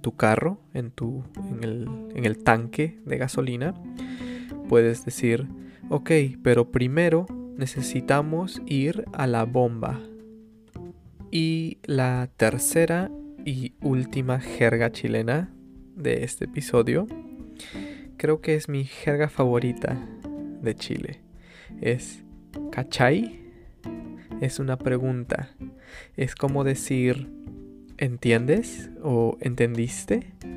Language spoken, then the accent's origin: Spanish; Peru; yo nací, I was born, yo nací en el Perú